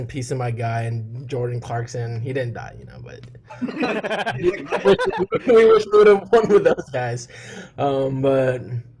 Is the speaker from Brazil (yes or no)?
no; Philippines; now in Dallas, United States; I was born in the Philippines.